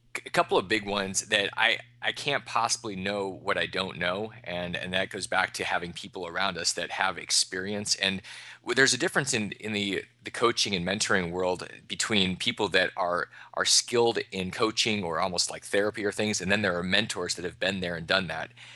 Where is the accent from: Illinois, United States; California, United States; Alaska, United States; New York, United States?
Alaska, United States; now in Austin, Texas, United States; I grew up in Alaska in the middle of the Arctic.